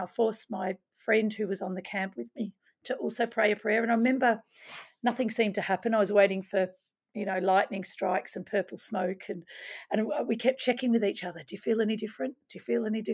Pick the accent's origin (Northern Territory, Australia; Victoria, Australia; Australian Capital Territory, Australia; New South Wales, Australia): Victoria, Australia; I was born in Australia, but my parents were Dutch migrants